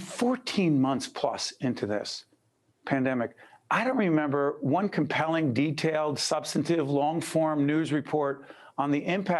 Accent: Newark, New Jersey, United States; as a kid growing up in Newark

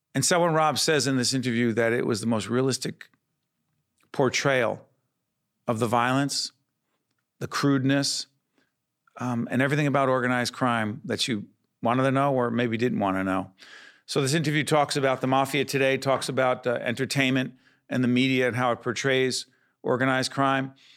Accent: Newark, New Jersey, United States; I'm born and raised in Newark, New Jersey

